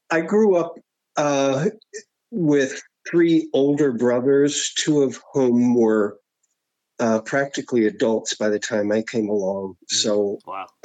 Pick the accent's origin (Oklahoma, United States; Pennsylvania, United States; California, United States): Oklahoma, United States; Enid; Uh, I grew up in a little, um, well, a medium sized town called Enid in Oklahoma.